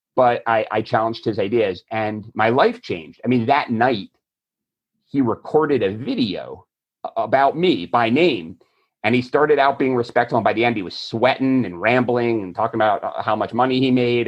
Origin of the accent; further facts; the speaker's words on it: Florida, United States; I'm from Florida